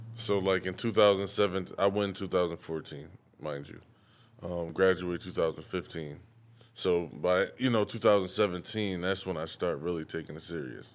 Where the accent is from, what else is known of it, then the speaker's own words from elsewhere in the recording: Syracuse, New York, United States; I'm from Syracuse